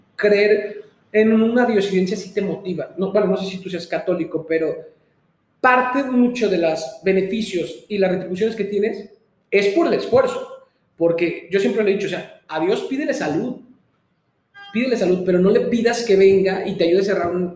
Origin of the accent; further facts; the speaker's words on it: Mexico; soy mexicano